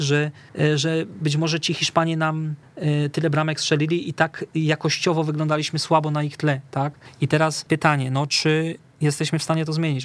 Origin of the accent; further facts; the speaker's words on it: Katowice, Silesian Voivodeship, Poland; u nas w Katowicach na Akademii Młodych